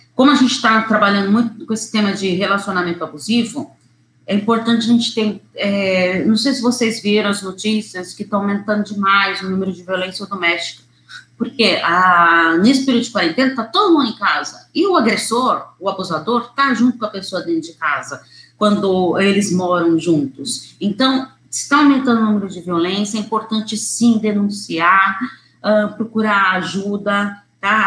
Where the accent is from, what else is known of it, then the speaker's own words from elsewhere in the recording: São Paulo, Brazil; eu sou de São Paulo